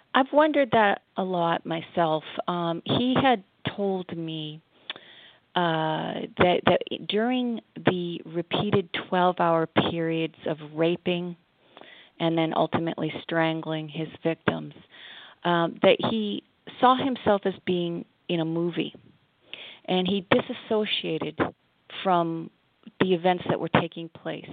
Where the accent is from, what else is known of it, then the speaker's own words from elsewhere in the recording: Massachusetts, United States; moved away as an adult; also born or lived in Montreal, Canada / Cincinnati, Ohio / Ohio; now in Connecticut, United States; I grew up in Massachusetts